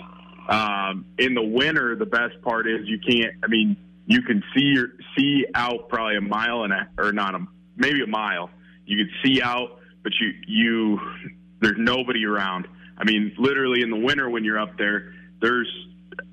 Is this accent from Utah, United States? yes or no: no; Minnesota, United States; I'm Minnesotan through and through